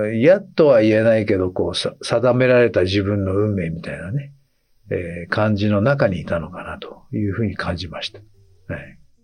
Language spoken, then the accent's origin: Japanese; Hokkaido, Japan; 僕は北海道生まれなんで